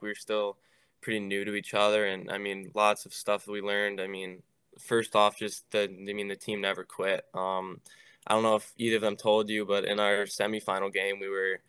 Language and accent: English; Chicago, Illinois, United States; Growing up in Chicago